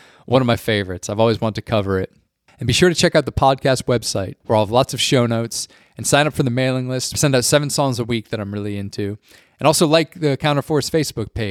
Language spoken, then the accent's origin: English; near Bridgeport, Connecticut, United States; the cool record store near my hometown, Secret Sounds in Bridgeport, Connecticut